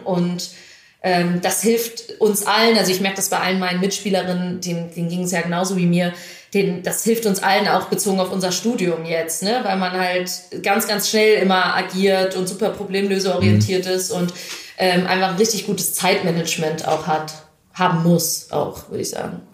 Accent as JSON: {"language": "German", "town": "Düsseldorf", "region": "North Rhine-Westphalia", "country": "Germany", "tie": "born or raised there", "also_born_or_lived": "Krefeld", "moved": "yes", "lives_now": "Hamburg, Germany", "said": "ich genau im, im Westen, also in Düsseldorf und Krefeld aufgewachsen bin"}